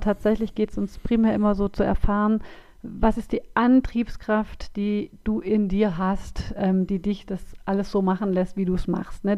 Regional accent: Swabia, Baden-Württemberg, Germany; accent: Swabian

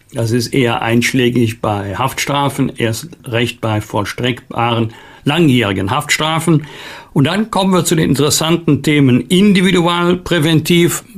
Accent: Germany; wir als Deutsche und Europäer

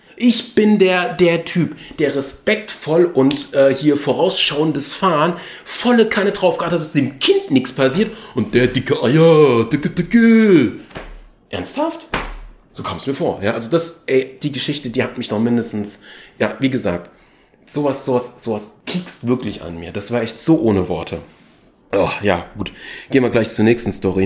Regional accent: Germany; ich bin Deutscher, also wenn man es genau nimmt, ich bin Achtel Tscheche, aber hauptsächlich ist meine Familienader eher deutsch geprägt.

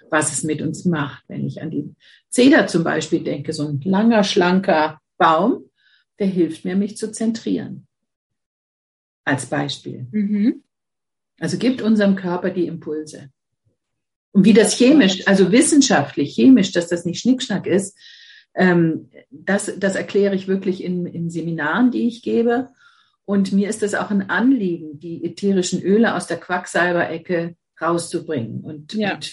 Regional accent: Mannheim, Baden-Württemberg, Germany; born there; geboren bin ich in Mannheim, aber ich fühle mich hier im Norden einfach zu

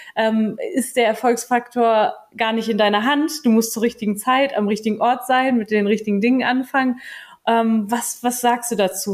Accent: Germany; bei uns in Deutschland

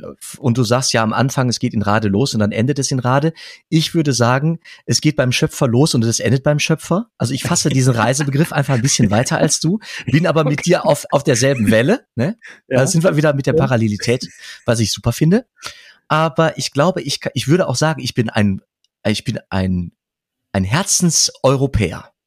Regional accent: Dorsten, North Rhine-Westphalia, Germany; born or raised there; moved away; also born or lived in Münster

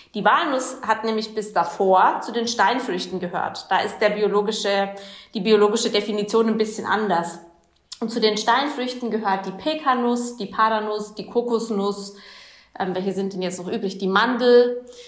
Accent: Germany; bei uns in Deutschland

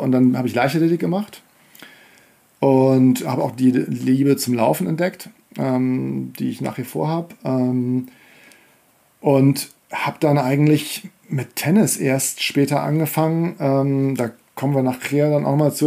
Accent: Kiel, Schleswig-Holstein, Germany; moved away; also born or lived in Leverkusen / Hamburg / Paris; ich bin in Kiel aufgewachsen

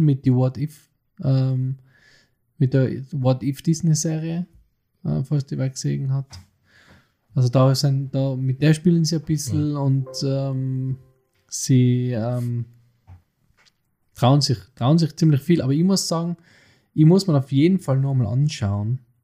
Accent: Innsbruck, Tyrol, Austria; bei uns in Innsbruck

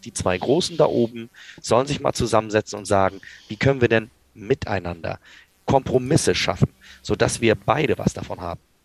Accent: Kiel, Schleswig-Holstein, Germany; ich komme selber aus Kiel

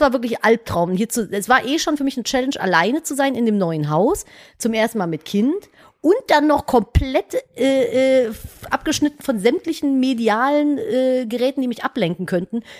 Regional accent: Cologne, North Rhine-Westphalia, Germany; Ich komme halt aus Köln

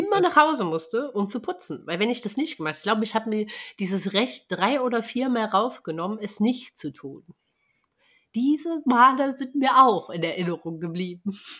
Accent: East Germany, Germany; ich bin ja im Osten groß geworden

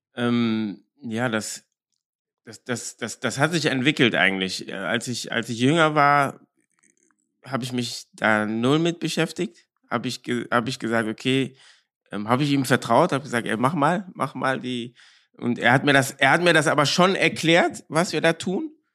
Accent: Cologne, North Rhine-Westphalia, Germany; Ich bin ja ähm, in Köln-Korweiler groß geworden

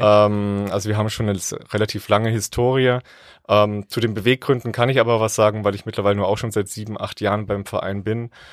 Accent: Thuringia, Germany; moved away; Ich komme ursprünglich aus Thüringen

